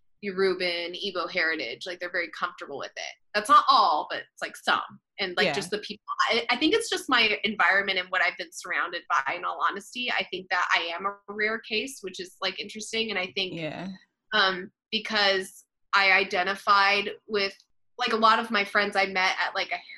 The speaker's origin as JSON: {"language": "English", "region": "California", "country": "United States", "tie": "born or raised there", "said": "My mom's an Afro-Puerto Rican mm-hmm. woman. But I grew up in California, so there's not a lot of like Afro-Latino presence. So I always just identified as Black"}